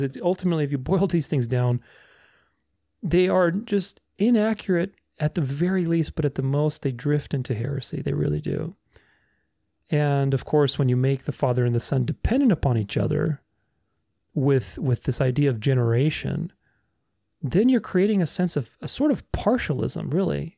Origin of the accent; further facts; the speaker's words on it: Romania; moved away; I'm Romanian. I, I came from Romania.